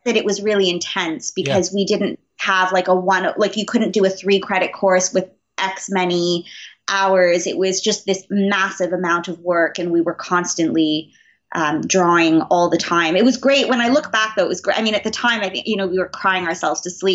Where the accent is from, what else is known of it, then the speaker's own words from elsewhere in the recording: Montreal, Quebec, Canada; growing up in Montreal, we have a lot of the, there's a huge French influence here